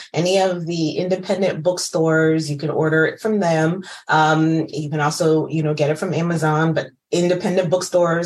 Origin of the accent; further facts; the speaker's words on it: United States; I'm first generation Ghanaian American